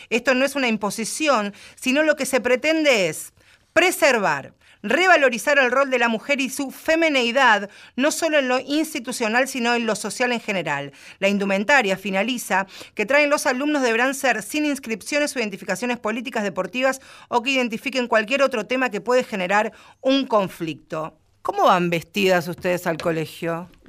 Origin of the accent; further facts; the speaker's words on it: Argentina; nosotros que somos porteñas o bonaerenses